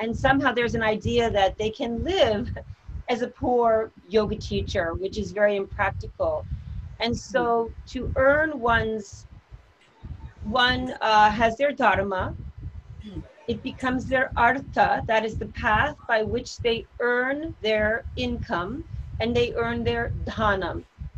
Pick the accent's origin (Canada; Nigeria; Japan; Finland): Japan; now in New York, United States; I grew up in Japan.